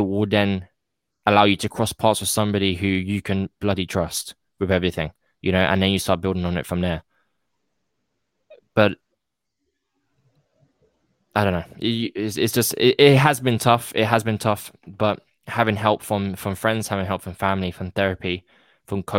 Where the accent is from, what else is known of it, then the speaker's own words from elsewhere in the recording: United Kingdom; I'm British